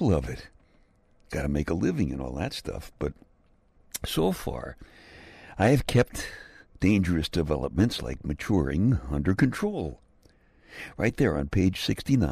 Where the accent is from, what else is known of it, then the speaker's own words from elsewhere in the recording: New York City, New York, United States; I'm from Brooklyn